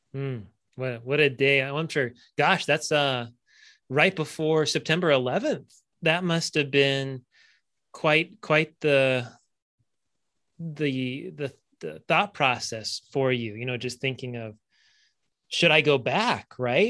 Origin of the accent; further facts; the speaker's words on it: California, United States; I grew up in California.